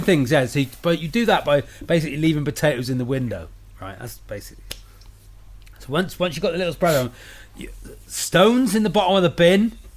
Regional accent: United Kingdom; I'm a British comedian

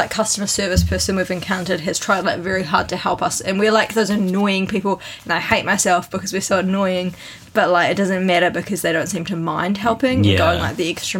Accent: Christchurch, Canterbury, New Zealand; moved away as an adult; also born or lived in Auckland, New Zealand; now in Tokyo, Japan; we moved from Christchurch to Auckland to do our postgraduate studies

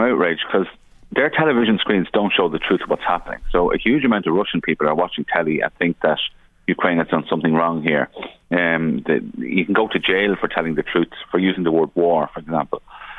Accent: Ireland; as an Irish minister

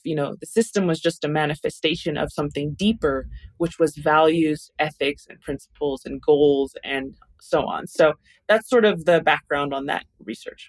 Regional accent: Taos, New Mexico, United States; now in Albuquerque, United States; I'm from Taos, New Mexico, originally. That's where I grew up, but I currently live in Albuquerque, New Mexico

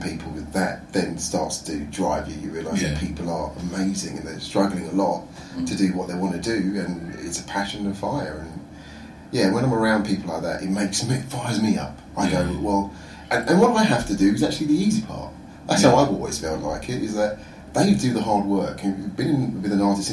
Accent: Croydon, London, United Kingdom; moved away as an adult; now in Sweden; Croydon. It's my hometown

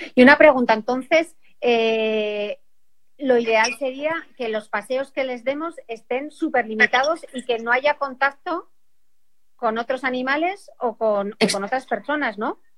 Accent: Asturias, Spain; yo soy asturiana

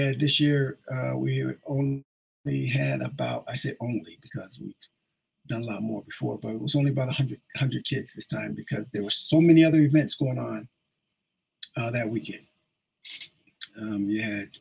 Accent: Ashtabula, Ohio, United States; moved away; I started it back in 1992 in Ashtabula, Ohio. I did that because that's my hometown.

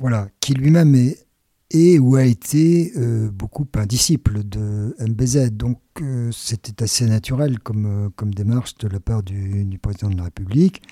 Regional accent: France

